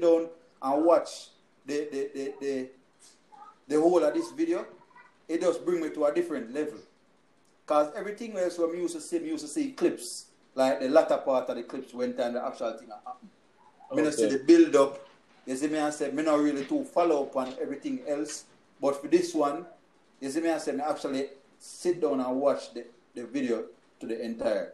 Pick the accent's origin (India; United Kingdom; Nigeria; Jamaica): Jamaica; now in United States; me a Jamaican